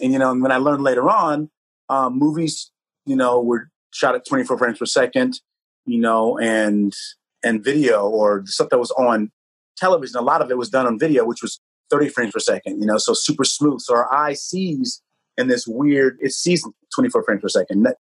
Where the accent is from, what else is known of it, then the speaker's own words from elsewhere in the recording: Santa Rosa, California, United States; I was literally in my hometown, Santa Rosa